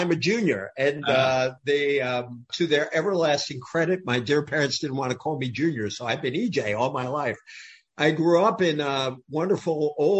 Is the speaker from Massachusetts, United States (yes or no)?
yes; Fall River, Massachusetts, United States; first language French; English is a second language; growing up in Fall River, Massachusetts. I went to college up the road at Harvard.